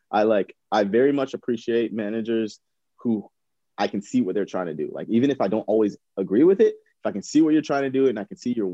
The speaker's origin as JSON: {"language": "English", "country": "United States", "said": "as an American"}